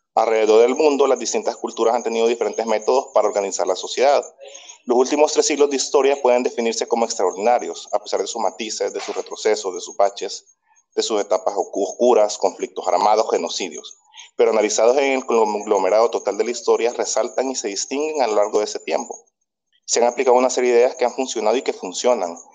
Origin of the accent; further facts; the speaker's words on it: El Salvador; yo soy de El Salvador